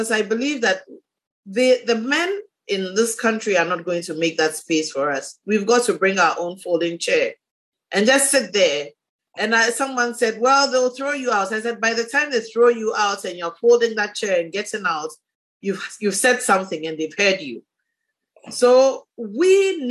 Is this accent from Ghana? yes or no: yes; Ghana; the women in my district, in my hometown